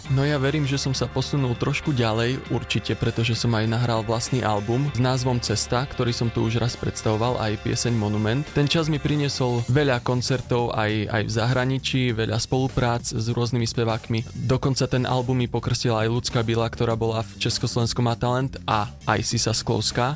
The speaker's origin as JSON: {"language": "Slovak", "town": "Brezno", "region": "Banská Bystrica Region", "country": "Slovakia", "tie": "born or raised there", "moved": "yes", "lives_now": "Banská Bystrica, Slovakia", "said": "narodil som sa v Brezne a pochádzam z hudobníckej rodiny"}